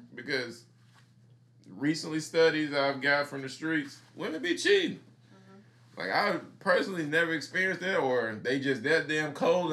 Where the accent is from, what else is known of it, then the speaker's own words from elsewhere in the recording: Mississippi, United States; I grew up in Mississippi